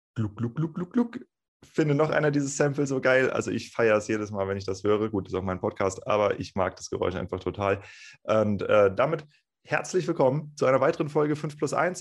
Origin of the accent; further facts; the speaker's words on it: Northern Germany, Germany; moved away; also born or lived in Rheingau; ich bin Norddeutscher